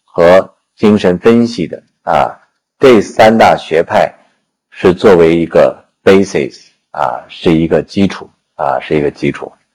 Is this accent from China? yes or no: yes; China; 我们中国人